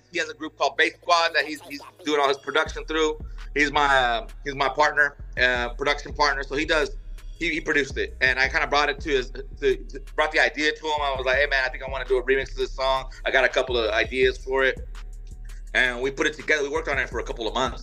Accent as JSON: {"language": "English", "town": "Houston", "region": "Texas", "country": "United States", "tie": "born or raised there", "said": "H-Town, baby, born and raised"}